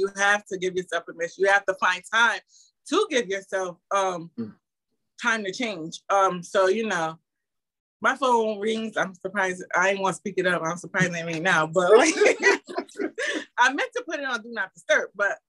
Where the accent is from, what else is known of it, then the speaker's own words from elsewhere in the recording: Albany, New York, United States; my childhood history of growing up in the Capital District